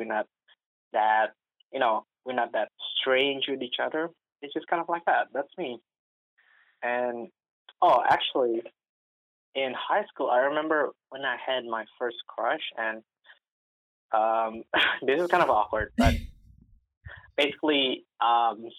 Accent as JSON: {"language": "English", "region": "Jakarta", "country": "Indonesia", "tie": "born or raised there", "moved": "as an adult", "said": "I'm from Indonesia. I was born and raised in Jakarta, Indonesia."}